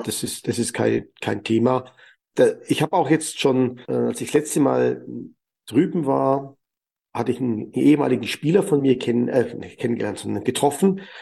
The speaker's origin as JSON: {"language": "German", "country": "Germany", "said": "bei uns in Deutschland"}